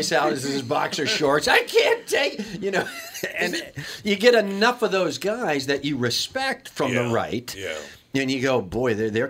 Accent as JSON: {"language": "English", "town": "Kenosha", "region": "Wisconsin", "country": "United States", "tie": "born or raised there", "said": "you know, I grew up in Kenosha, Wisconsin."}